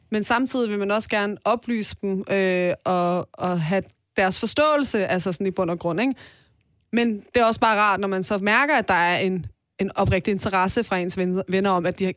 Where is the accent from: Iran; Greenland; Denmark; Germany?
Iran; og så sker der jo en masse ting i mit hjemland